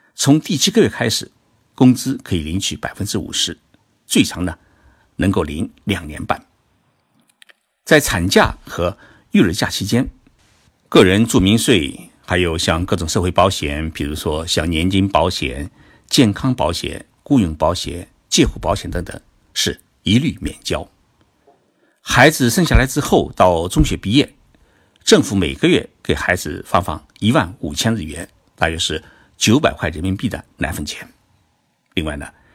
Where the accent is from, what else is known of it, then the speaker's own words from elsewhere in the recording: Zhoushan, Zhejiang, China; now in Tokyo, Japan; 我回了舟山老家